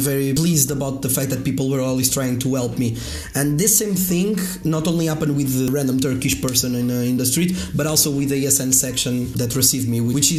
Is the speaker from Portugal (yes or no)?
yes; Coimbra, Centro, Portugal; I come from Coimbra. Coimbra is like 100,000